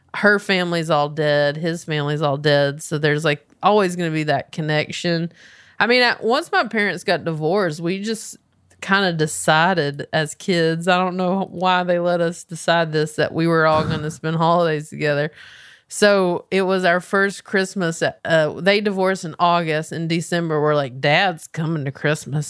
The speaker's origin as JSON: {"language": "English", "town": "Belmont", "region": "North Carolina", "country": "United States", "tie": "born or raised there", "moved": "as an adult", "lives_now": "Los Angeles, United States", "said": "growing up in Belmont"}